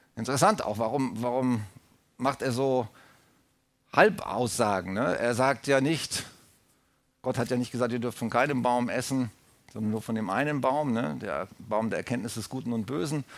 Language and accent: German; Germany; als Deutsche, als deutsches Volk